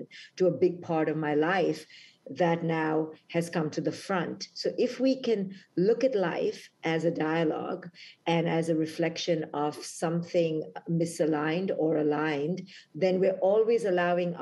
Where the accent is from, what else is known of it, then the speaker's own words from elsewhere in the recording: India; moved away as an adult; now in United States; when I was 21, when I came from India to America